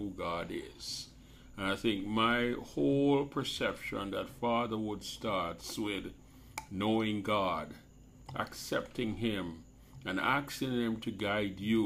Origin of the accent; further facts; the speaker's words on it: Jamaica; I grew up in Jamaica